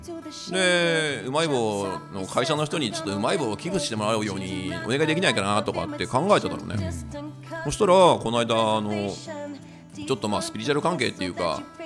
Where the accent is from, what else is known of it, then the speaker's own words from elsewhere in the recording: Kyushu, Oita, Japan; 九州が出身だから